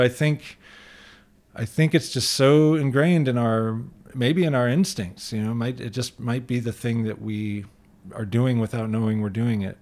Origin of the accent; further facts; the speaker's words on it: Michigan, United States; now in San Francisco, United States; I grew up in Michigan where diversity was more apparent